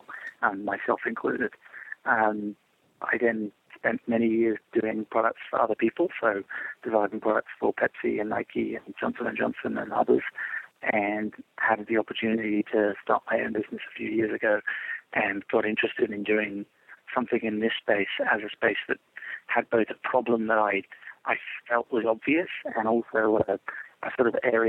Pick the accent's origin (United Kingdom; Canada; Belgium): United Kingdom; England; now in United States; I grew up in England and then came to America